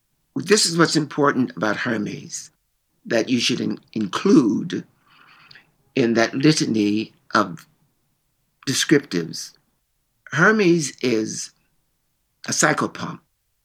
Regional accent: Chicago, Illinois, United States; now in New York, United States; Because when I came in from Chicago, I was real. But New York wasn't.

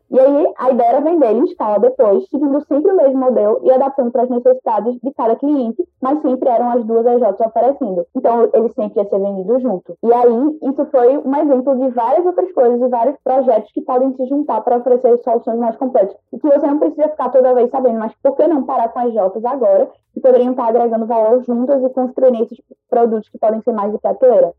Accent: Recife, Pernambuco, Brazil; Pelo sotaque, talvez vocês já reconheçam que eu sou de Recife

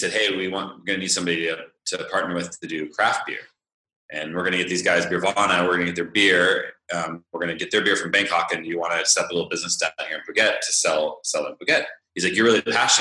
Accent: Northern California, United States; moved away as an adult; I'm from California, Northern California

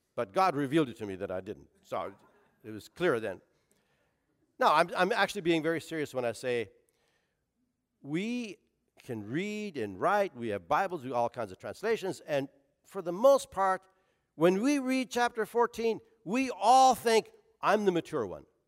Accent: Canada; now in Portsmouth, United States; as a Canadian hockey player

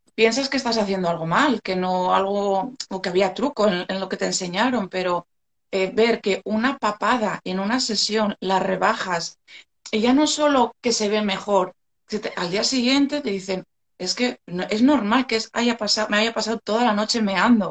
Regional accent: Gijón, Asturias, Spain; soy de Asturias, soy de Gijón

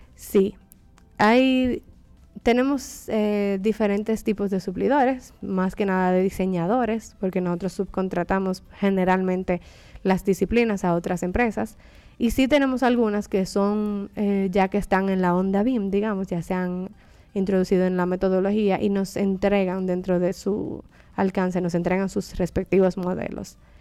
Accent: Dominican Republic; also born or lived in England; trabajando en mi país y en mi región

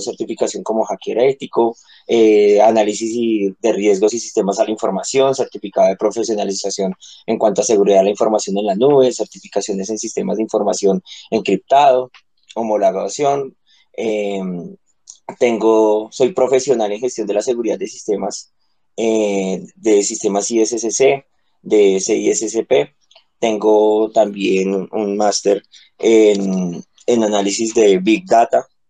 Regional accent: Colombia; soy colombiano

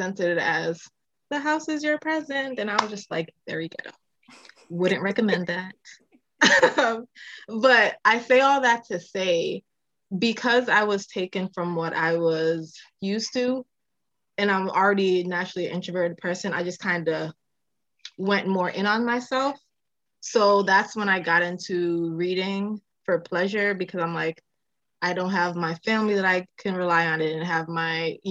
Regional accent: Massachusetts, United States; also born or lived in Manchester, Jamaica / Lynn, Massachusetts / Springfield, Massachusetts; I was born in Jamaica, raised in Massachusetts.

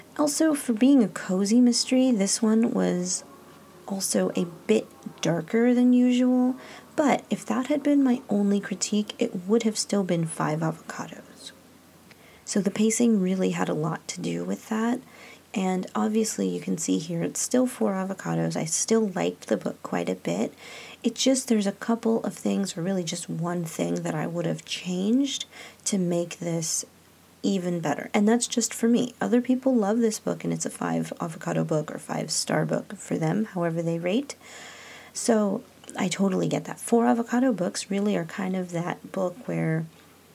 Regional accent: California, United States; now in Illinois, United States; I'm from California. My great-grandparents were from Mexico.

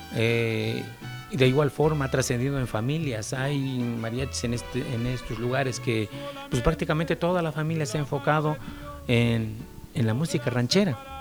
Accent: Puebla, Mexico; soy de originariamente del municipio de Cachoacán, Puebla. Eh, prácticamente, pues desde niño andamos por acá

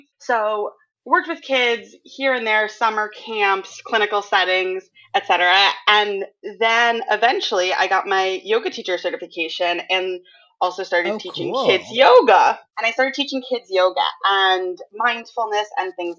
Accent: Northern New Jersey, United States; now in Brooklyn, United States; I am originally from Northern New Jersey

